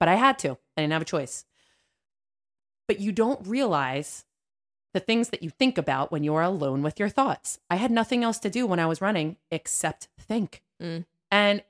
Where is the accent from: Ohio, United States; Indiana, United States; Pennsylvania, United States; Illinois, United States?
Pennsylvania, United States; I think so. I'm from Southern Pennsylvania. Is there a South Pennsylvania?